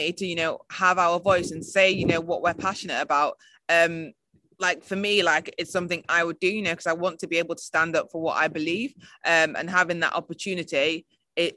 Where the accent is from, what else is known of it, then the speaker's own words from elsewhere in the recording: United Kingdom; I'm British and, you know, really proud